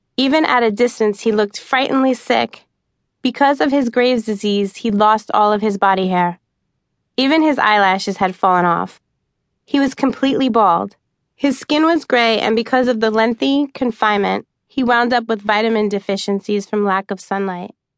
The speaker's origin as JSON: {"language": "English", "town": "New York City", "region": "New York", "country": "United States", "tie": "born or raised there", "also_born_or_lived": "southern Arizona", "moved": "yes", "lives_now": "Arizona, United States", "said": "When I was a kid growing up in New York, I used to love to play hide and seek among the trees in our backyard in Staten Island"}